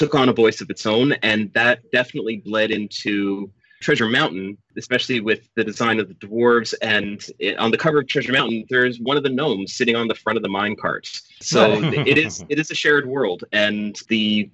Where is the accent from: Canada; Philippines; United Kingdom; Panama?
Canada; I'm a Canadian